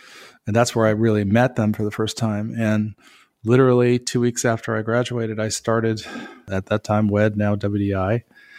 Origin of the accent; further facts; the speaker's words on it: Southern California, United States; I grew up in Southern California. So I was part of one of those families that went to Disneyland once a year.